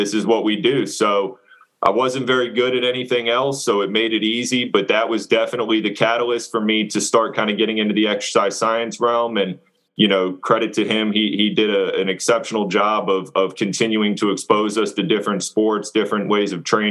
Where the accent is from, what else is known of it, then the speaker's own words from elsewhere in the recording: Loudoun County, Fairfax area, Northern Virginia, United States; moved away as an adult; also born or lived in Hampton Roads, Virginia; originally I'm from Northern Virginia. And I was kind of born and raised in Loudoun County, Fairfax area